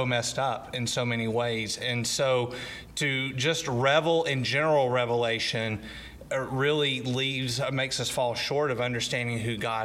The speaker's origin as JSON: {"language": "English", "town": "Athens", "country": "United States", "tie": "born or raised there", "moved": "as an adult", "lives_now": "Greenwood", "said": "I'm originally from Athens, Titletown right now. Mm-hmm. Lived there 38 years before I moved to Greenwood"}